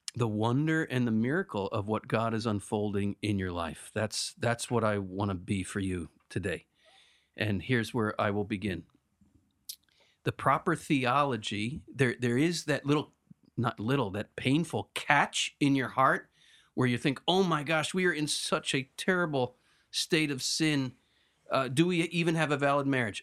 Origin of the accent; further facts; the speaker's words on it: United States; I'm such an American